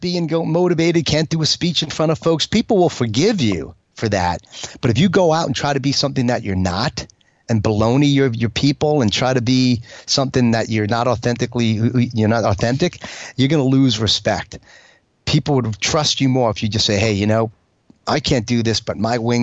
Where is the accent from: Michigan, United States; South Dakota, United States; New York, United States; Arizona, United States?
New York, United States; As a New Yorker, you know, as a fighter pilot New Yorker, hardcore